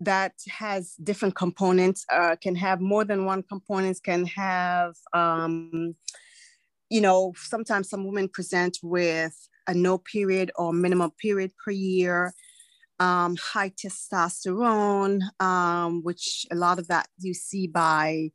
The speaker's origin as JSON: {"language": "English", "country": "Antigua & Barbuda", "tie": "born or raised there", "moved": "yes", "said": "I was born in the Eastern Caribbean in a tiny twin nation island called Antigua and Barbuda."}